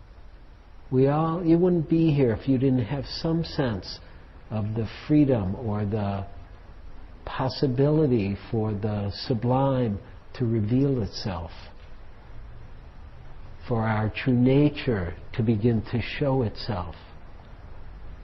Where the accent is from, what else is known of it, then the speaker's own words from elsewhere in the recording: Detroit, Michigan, United States; I'm from Detroit.